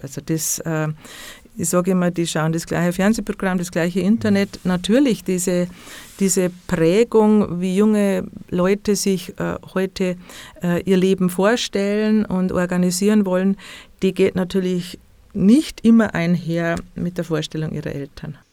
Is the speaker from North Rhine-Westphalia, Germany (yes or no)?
no; Bavaria, Germany; bei uns in Bayern